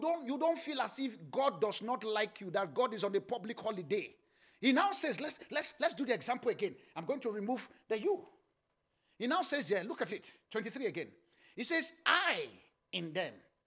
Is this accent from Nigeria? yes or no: yes; Nigeria; I grew up in Nigeria